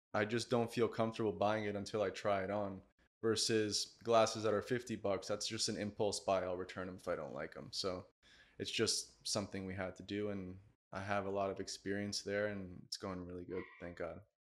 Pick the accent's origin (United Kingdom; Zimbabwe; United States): United States; Miami, Florida; also born or lived in Sweden; I'm from Miami